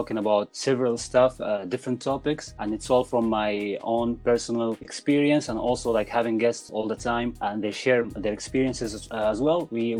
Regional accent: Al Kharj, Riyadh Province, Saudi Arabia; moved away; also born or lived in Sudan; I was raised up and born in Saudi Arabia.

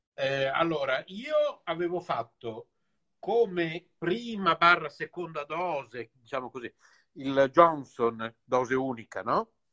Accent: Bologna, Emilia-Romagna, Italy; io sono nato a Bologna

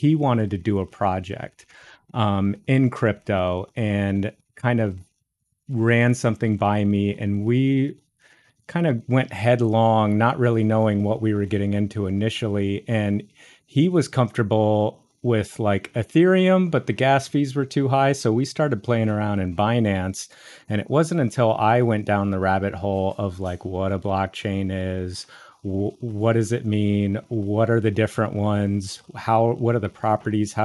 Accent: Orlando, Florida, United States; I was born and raised in Orlando, Florida. It's where I currently still reside.

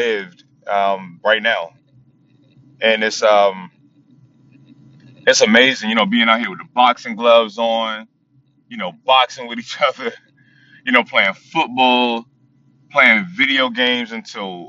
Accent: Chesapeake, Virginia, United States; moved away; also born or lived in Norfolk, Virginia; Ended up moving to Chesapeake with my dad and finishing up, middle school and high school, over in Chesapeake.

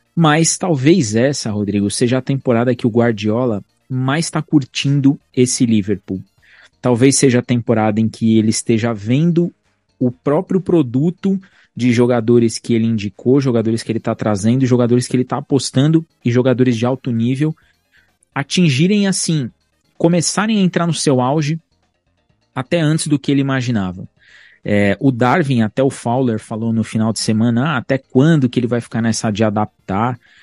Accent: Brazil; nós somos brasileiros

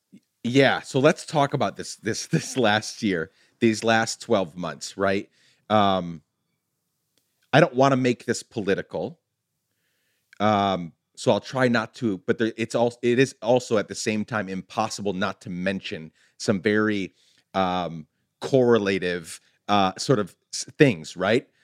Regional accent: Guatemala; now in United States; being the son of a Guatemalan immigrant, growing up in Guatemala, coming here

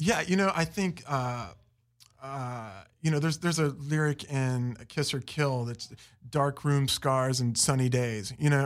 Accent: Fairmont, West Virginia, United States; also born or lived in Florida / Las Vegas / New York; now in Los Angeles, United States; Fairmont, West Virginia.

